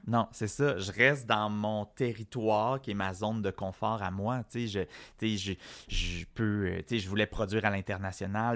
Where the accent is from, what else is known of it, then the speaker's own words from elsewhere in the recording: Quebec, Canada; j'ai été élevé dans un milieu extrêmement francophone